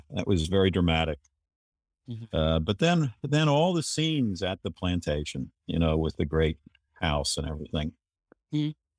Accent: Kentucky, United States; Well, I grew up in Kentucky. Very practicing Catholic family and environment. Parochial schools.

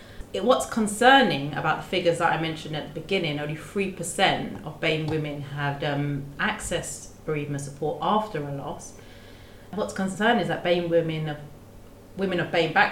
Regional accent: London, United Kingdom; I was born here in London. My mum's Guyanese and my dad's Jamaican.

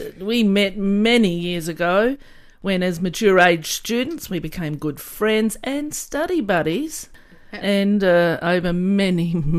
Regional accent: Woomera, South Australia, Australia; I was born in the country, in the Woomera Rocket Range, which in the outback.

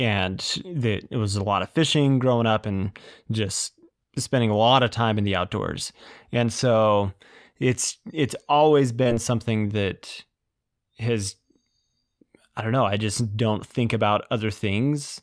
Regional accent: Utah, United States; born and raised in Utah, in, uh, Utah County.

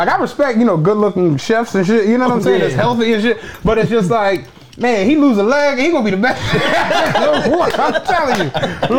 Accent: Philadelphia, Pennsylvania, United States; I'm from Southwest Penrose

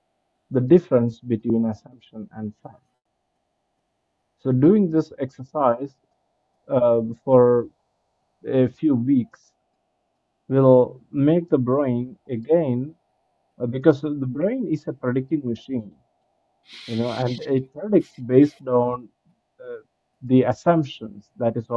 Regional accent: India; I'm coming from India and from the cultural setup that we have

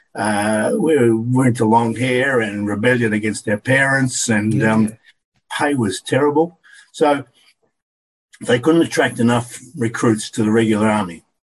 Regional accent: Deniliquin, New South Wales, Australia; living in Deniliquin when I was called up, my hometown

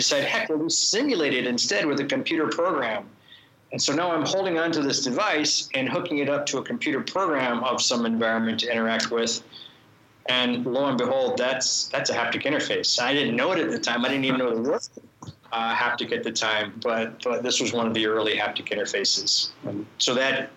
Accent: Florida, United States; also born or lived in Boston; now in Illinois, United States; I grew up in Florida. I went to school in Boston.

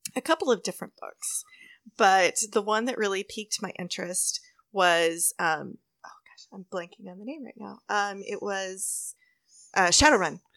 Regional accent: Texas, United States; also born or lived in College Station; growing up in Texas

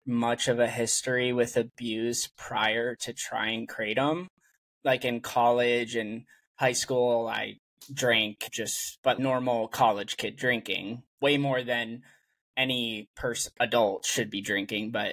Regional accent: Massachusetts, United States; moved away as an adult; also born or lived in San Francisco Bay Area, California; now in San Francisco, United States; So I am originally from Massachusetts, and I moved to the Bay Area in San Francisco for work.

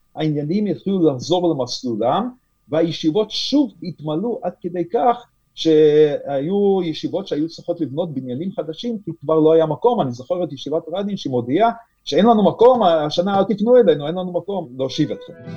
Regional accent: Lithuania; first language Yiddish; Hebrew is a second language; now in Israel; אני עצמי נולדתי בליטא ולמדתי בבית ספר אה, ליטאי

